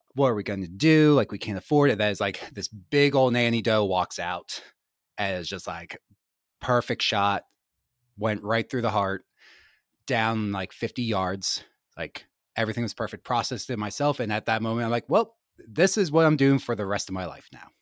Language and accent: English; Gettysburg, Pennsylvania, United States; I grew up in Gettysburg, Pennsylvania, super rural